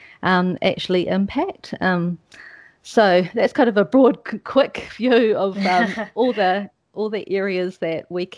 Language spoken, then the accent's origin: English; New Zealand; moved away as an adult; also born or lived in Switzerland; I'm a Kiwi